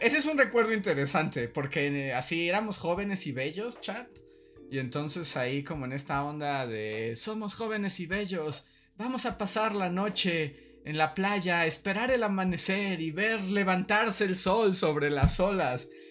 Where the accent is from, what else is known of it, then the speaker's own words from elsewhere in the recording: Mexico; mi historia de niño mexicano en Acapulco